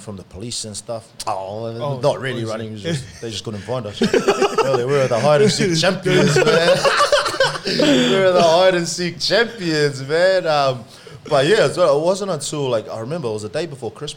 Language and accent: English; Auckland, New Zealand; English is a second language; moved away as an adult; also born or lived in Samoa; now in Rosebery, Australia; I was born in Samoa, moved to New Zealand when I was like 2 years old.